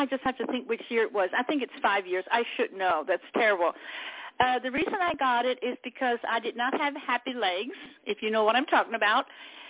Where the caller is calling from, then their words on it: Pennsylvania, United States; Hello, this is … from Pennsylvania.